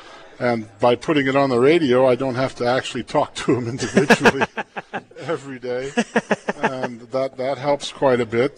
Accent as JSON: {"language": "English", "town": "Plainview", "region": "Nebraska", "country": "United States", "tie": "born or raised there", "said": "I grew up in Plainview."}